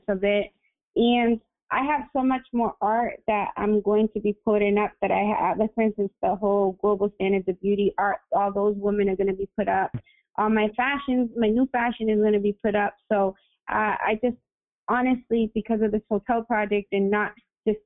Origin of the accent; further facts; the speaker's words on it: Lynn, Massachusetts, United States; I grew up in Lynn, where it's so multicultural as well.